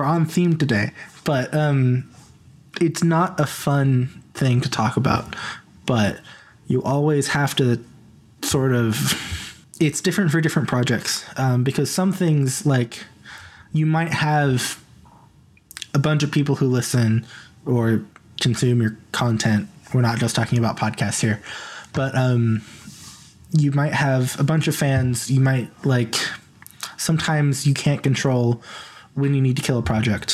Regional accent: Missouri, United States; moved away; I'm not from the South. I am from the Midwest. I'm from Missouri.

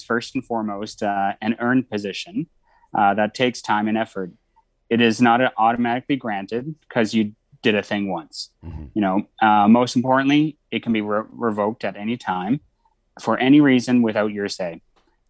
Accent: Cape Breton, Nova Scotia, Canada; I'm from Cape Breton in Nova Scotia, which is called Unamagi in Mi'kmaq. I'm Mi'kmaq

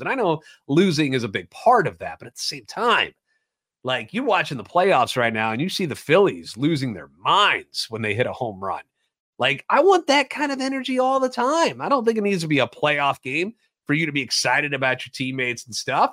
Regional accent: St. Louis, Missouri, United States; Born and raised in the Loop

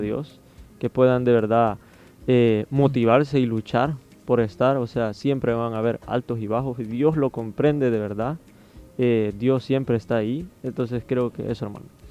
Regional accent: Soyapango, San Salvador, El Salvador; yo soy como de Soyapango

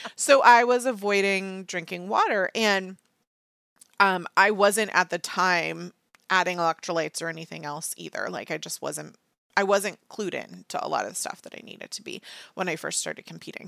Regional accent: United States; I'm an American.

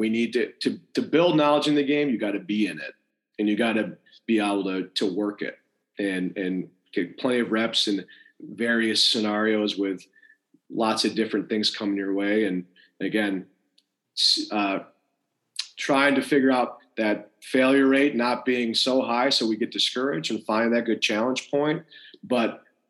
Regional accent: Rochester, New York, United States; I'm lucky I had very good coaches growing up in Rochester, New York.

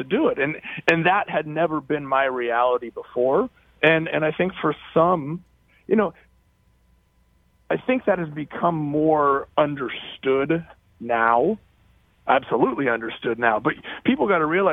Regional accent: Oregon, United States; moved away as an adult; I'm from Oregon, and I left, and I've come back

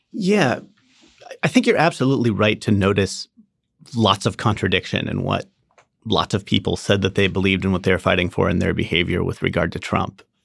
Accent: Orange County, California, United States; I grew up in Orange County, California

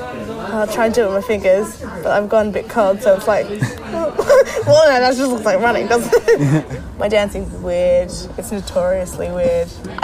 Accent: Sydney, New South Wales, Australia; accent: soft Australian; I am from Australia. I'm from Sydney.

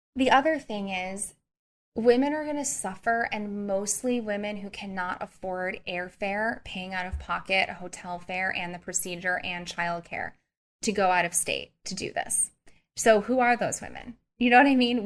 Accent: Missouri, United States; I'm also from Missouri, which is one of the strictest states

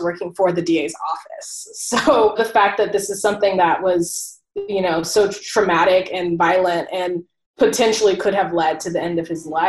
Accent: Oceanside, California, United States; moved away as an adult; also born or lived in Michigan; now in New York City, United States; I'm from Oceanside, California, which is in San Diego, and I'm now living in New York.

